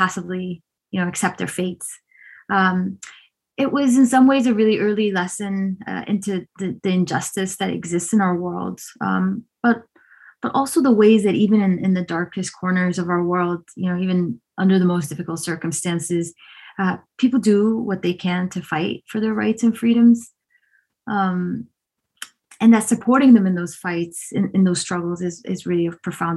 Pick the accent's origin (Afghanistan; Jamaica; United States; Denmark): Afghanistan; I was born in Afghanistan during the Soviet invasion